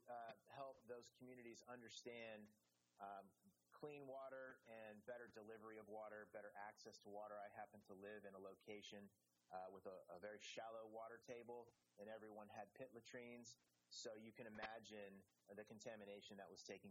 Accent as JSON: {"language": "English", "town": "Austin", "region": "Texas", "country": "United States", "tie": "born or raised there", "said": "I'm from Austin, Texas, grew up there"}